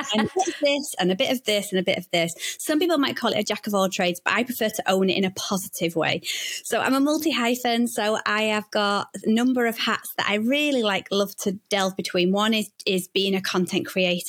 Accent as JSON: {"language": "English", "town": "Manchester", "region": "North West England", "country": "United Kingdom", "tie": "born or raised there", "moved": "yes", "lives_now": "Bradford, United Kingdom", "said": "I grew up in Manchester, which is probably one of the main cities."}